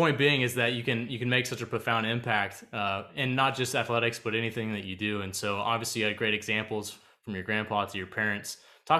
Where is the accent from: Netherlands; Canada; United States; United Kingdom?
United States; Tulsa, Oklahoma; I remember being little and I grew up in Tulsa.